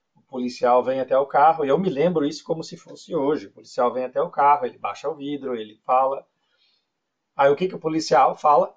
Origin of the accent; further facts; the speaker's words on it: Brazil; moved away as an adult; also born or lived in Florianópolis; now in Canada; Eu nasci no Brasil, eu morei a maior parte da minha vida no Brasil